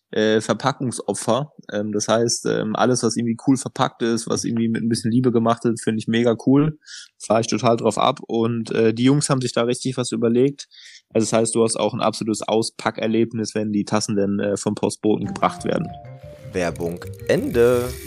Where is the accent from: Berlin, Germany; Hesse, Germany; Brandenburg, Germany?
Hesse, Germany; Kassel; born there; also born or lived in Portugal / Switzerland; now in Bensheim, Germany; Nee, gebürtig bin ich eigentlich aus Kassel.